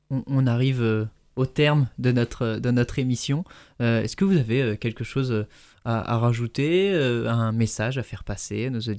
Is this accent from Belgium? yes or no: no; Blois, Centre-Val de Loire, France; c'est ma ville. Comment C'est ma ville natale.